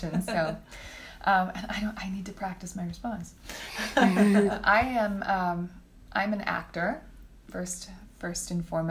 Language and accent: English; Texas, United States; now in Fort Worth, United States; I'm born and raised in Texas and thought I would never live here again